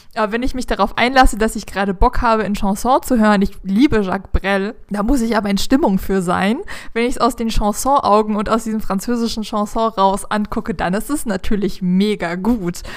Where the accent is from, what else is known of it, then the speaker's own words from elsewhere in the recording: Germany; als Deutsche